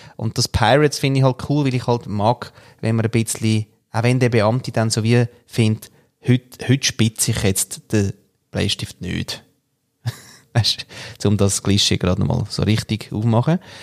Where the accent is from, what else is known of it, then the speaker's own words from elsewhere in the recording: Austria; moved away; als Österreicher